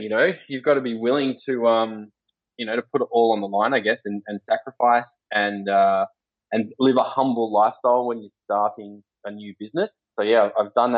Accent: Sawtell, New South Wales, Australia; also born or lived in Gilgandra, New South Wales; I was born in a little country town called Gilgandra, west of Dubbo in New South Wales. I actually spent most of my childhood on the north coast of New South Wales, a little town called Sawtell, just south of Coffs Harbour.

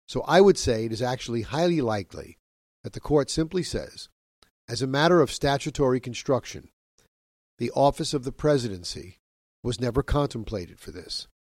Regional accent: New York, United States; my home state of New York

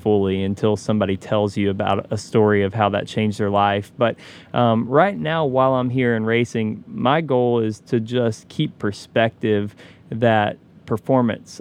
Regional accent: Knoxville, Tennessee, United States; I grew up in Knoxville, Tennessee

